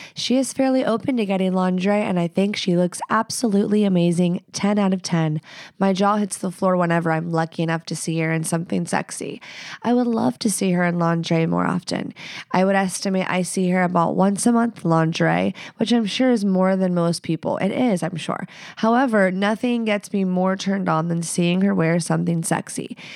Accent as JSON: {"language": "English", "region": "the South", "country": "United States", "moved": "as an adult", "lives_now": "Pacific Northwest, United States", "said": "I live here. I'm from the South"}